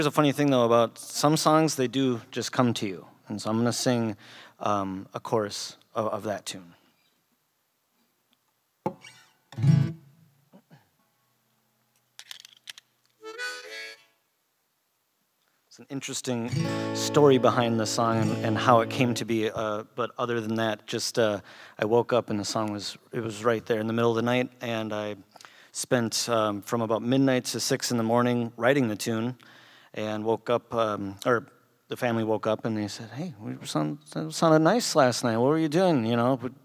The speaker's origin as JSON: {"language": "English", "town": "Minneapolis", "region": "Minnesota", "country": "United States", "said": "I'm from the Twin Cities, if you will, but Minnesota will"}